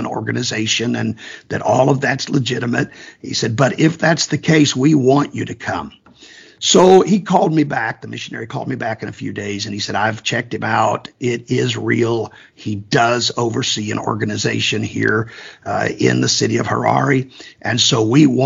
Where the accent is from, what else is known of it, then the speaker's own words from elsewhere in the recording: Kansas, United States; I'm from Kansas, and Kansas is known to be a very conservative area